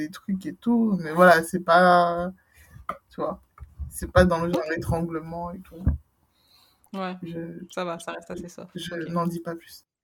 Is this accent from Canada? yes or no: no; Guadeloupe; Je suis Guadeloupéenne, oh.